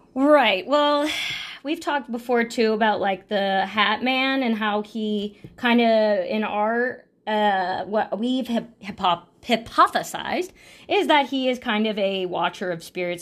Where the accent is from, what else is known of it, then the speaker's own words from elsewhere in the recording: Sacramento, California, United States; I grew up in California and, uh, in Sacramento